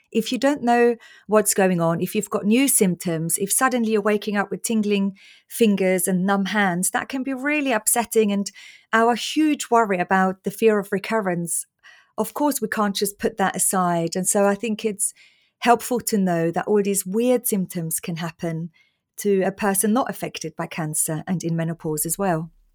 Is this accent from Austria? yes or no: yes; Austria; moved away; growing up in Austria on salami sandwiches and loads of bread